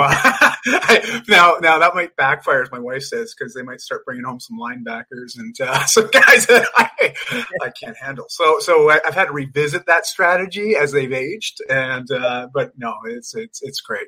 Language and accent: English; Canada; also born or lived in Vancouver, British Columbia; I'm just Canadian. live in Vancouver